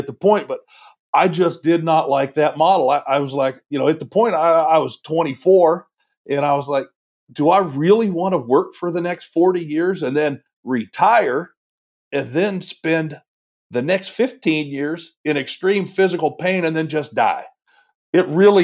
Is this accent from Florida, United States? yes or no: no; Washington, United States; moved away as an adult; also born or lived in the South; I grew up in Washington, you could drive miles and not see a church